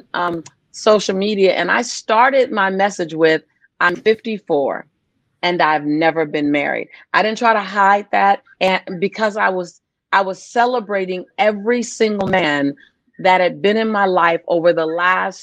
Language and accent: English; Los Angeles, California, United States; moved away as an adult; also born or lived in San Diego, United States; now in Nassau, Bahamas; I grew up in Los Angeles